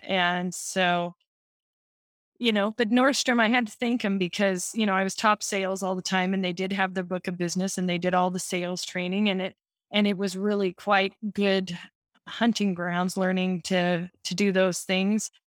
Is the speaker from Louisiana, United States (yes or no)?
no; Southern California, United States; I grew up in Southern California